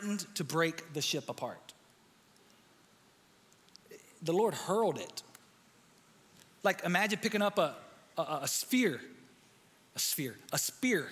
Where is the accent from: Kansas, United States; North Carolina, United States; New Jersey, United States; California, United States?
North Carolina, United States; near Fayetteville; also born or lived in Dallas, Texas; placed in foster care just outside of Fayetteville, North Carolina